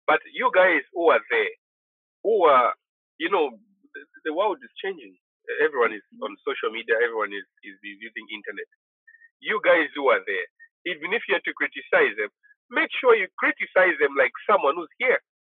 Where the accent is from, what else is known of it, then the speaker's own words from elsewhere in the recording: Chambishi, Copperbelt Province, Zambia; I'm from Chambishi on the Copper Belt.